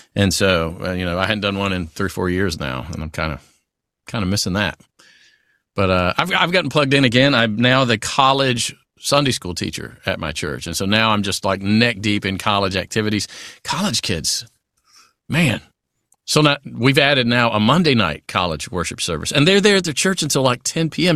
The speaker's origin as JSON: {"language": "English", "area": "Natchitoches", "region": "Louisiana", "country": "United States", "tie": "born or raised there", "accent": "southern", "said": "Steel Magnolias, which is filmed here in, in my hometown where I live in Louisiana"}